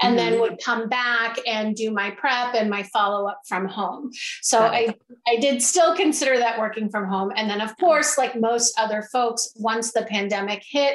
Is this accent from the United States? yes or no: yes; Boston, Massachusetts, United States; now in Baltimore, United States; I'm originally from Boston, Massachusetts